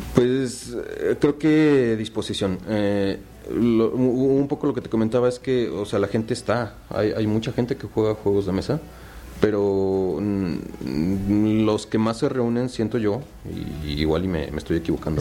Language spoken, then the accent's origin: Spanish; Puebla, Mexico; also born or lived in Tabasco; soy nací en Tabasco y pues, llevo toda mi vida en Puebla, entonces virtualmente soy poblano